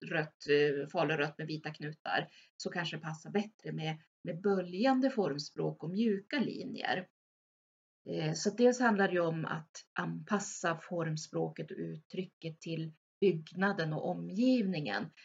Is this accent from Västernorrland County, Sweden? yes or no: yes; Örnsköldsvik, Västernorrland County, Sweden; jag är född och uppvuxen i Överhörne strax utanför Övik